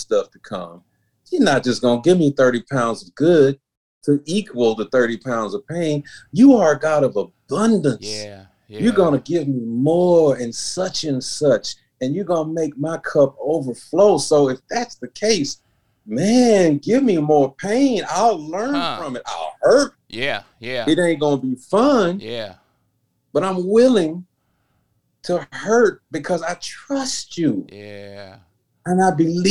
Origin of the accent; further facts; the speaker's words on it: Memphis, Tennessee, United States; moved away as an adult; also born or lived in Chicago / Nashville; I only lived in Memphis, my hometown, for 18